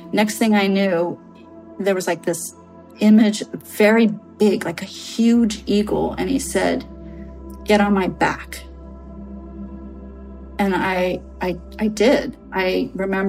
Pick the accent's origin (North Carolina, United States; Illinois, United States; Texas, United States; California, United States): California, United States; Redwood City; I was born in Redwood City.